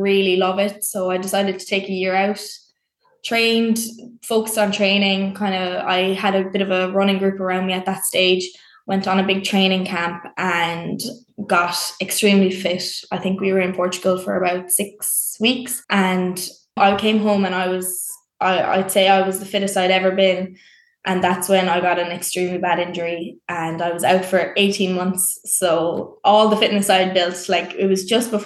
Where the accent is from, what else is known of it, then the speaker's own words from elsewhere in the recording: West Cork, Munster, Ireland; I'm from West Cork